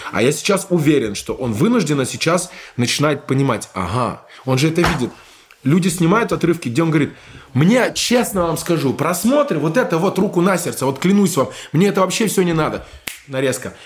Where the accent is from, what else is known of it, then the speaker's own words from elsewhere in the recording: Bamberg, Bavaria, Germany; moved away; also born or lived in Berlin; я вырос а, в Бамберге, рядом была казарма